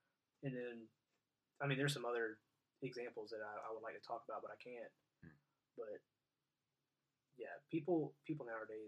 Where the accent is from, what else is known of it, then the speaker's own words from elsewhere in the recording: California, United States; So it starts off, like, I grew up in California, so there's, right off the fucking rip, it needs to be thrown in the trash.